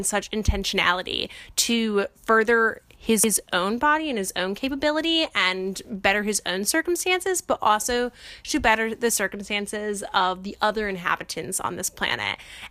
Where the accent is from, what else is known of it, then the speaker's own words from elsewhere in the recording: outside of Cleveland, Ohio, United States; Brody is from my hometown outside of Cleveland, Ohio